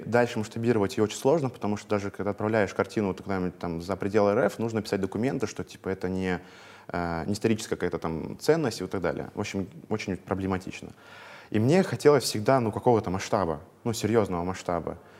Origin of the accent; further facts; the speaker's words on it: Veliky Novgorod, Novgorod Oblast, Russia; moved away as an adult; now in Moscow, Russia; Я из Великого Новгорода, ага. вот, я там жил, там 22 лет, ну, по факту сейчас только третий год в Москве